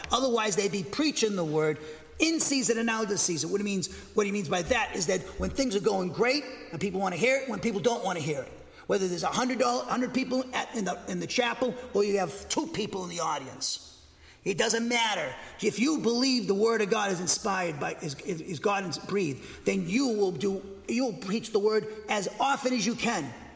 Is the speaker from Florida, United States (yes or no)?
no; Massachusetts, United States; I grew up in Massachusetts